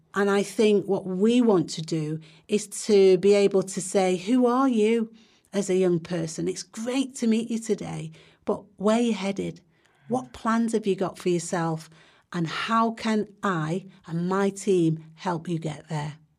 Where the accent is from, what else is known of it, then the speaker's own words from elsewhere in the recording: Manchester, North West England, United Kingdom; I grew up in Longside, went to school in Mosside, went to Ducie High School, which is now Manchester Academy